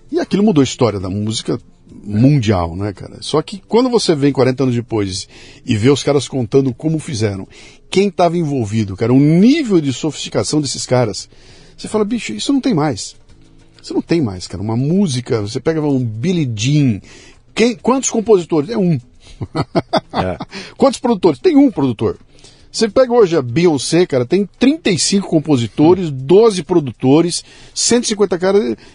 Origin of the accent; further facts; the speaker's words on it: Curitiba, Paraná, Brazil; also born or lived in Germany; Eu sou de Curitiba.